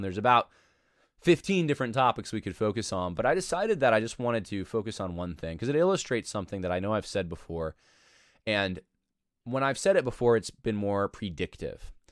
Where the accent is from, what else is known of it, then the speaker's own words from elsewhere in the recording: New York, United States; moved away as an adult; we moved away from New York